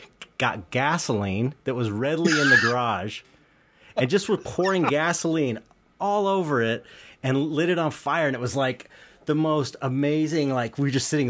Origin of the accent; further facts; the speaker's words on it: Los Angeles, California, United States; I was living it back in the home I grew up in San Pedro